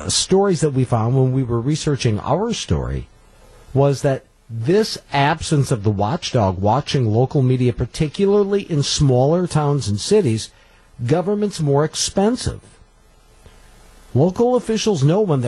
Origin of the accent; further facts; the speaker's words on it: Coleman, Wisconsin, United States; I was raised in Coleman.